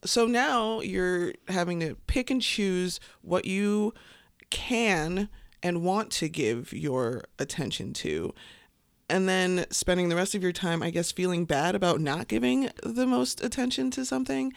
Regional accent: Chicago, Illinois, United States; I grew up on the South Side. South Side

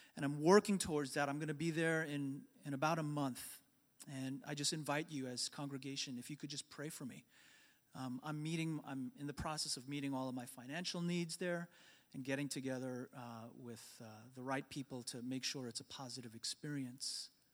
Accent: New York, United States; the church that I grew up in in New York

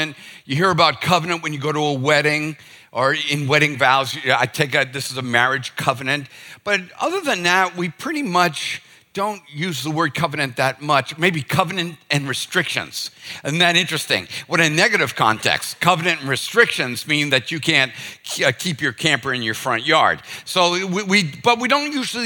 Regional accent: Boston, Massachusetts, United States; now in Charleston, United States; I'm from Boston

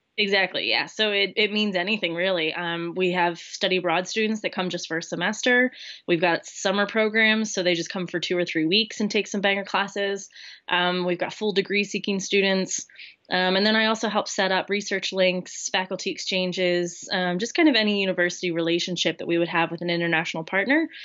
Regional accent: Lancaster, Pennsylvania, United States; moved away as an adult; now in Wales, United Kingdom; I'm originally from Lancaster, Pennsylvania. Um, grew up there

